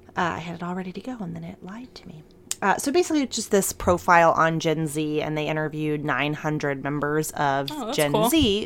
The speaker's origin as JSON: {"language": "English", "region": "Michigan", "country": "United States", "tie": "born or raised there", "said": "Many of my friends from my hometown in Michigan are burgeoning members of the alt-right."}